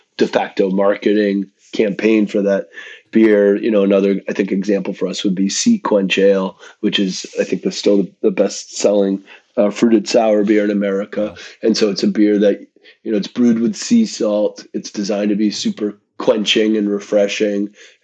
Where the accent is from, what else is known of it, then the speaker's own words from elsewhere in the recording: Western Massachusetts, United States; I grew up in Western Massachusetts, but my folks had a summer cabin on an island in Maine.